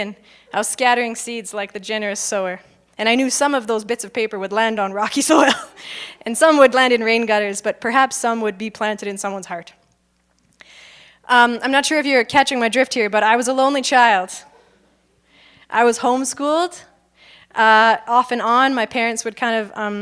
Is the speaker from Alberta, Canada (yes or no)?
yes; Okotoks, Alberta, Canada; I grew up in Okotoks